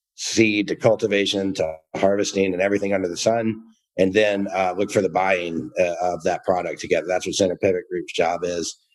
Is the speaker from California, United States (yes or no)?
no; Georgia, United States; moved away; I'm from the South, uh, originally from Georgia